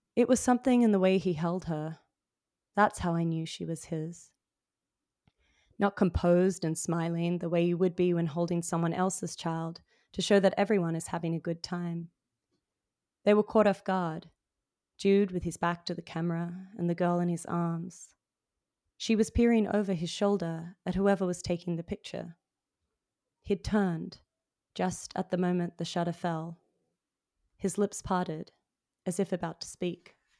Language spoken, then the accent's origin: English; Sydney, New South Wales, Australia; moved away as an adult; also born or lived in Melbourne; now in New York, United States; I was raised in Sydney